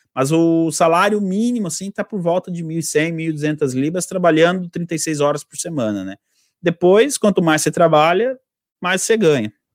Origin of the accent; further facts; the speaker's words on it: Brazil; moved away as an adult; also born or lived in Italy / England; now in United Kingdom; eu tinha 18 anos, 19, eu falei, meu, mas eu saí do Brasil